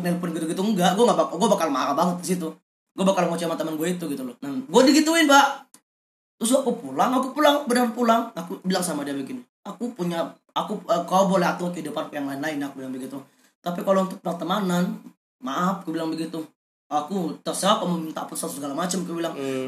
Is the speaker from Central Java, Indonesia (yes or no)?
no; Palembang, South Sumatra, Indonesia; moved away; gua balik ke Palembang